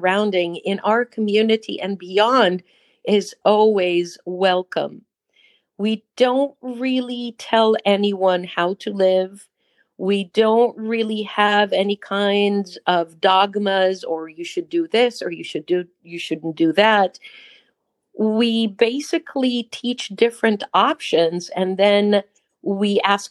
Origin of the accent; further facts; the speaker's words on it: Israel; accent: Israeli; first language Hebrew; English is a second language; moved away as an adult; now in United States; I was born and raised in Israel.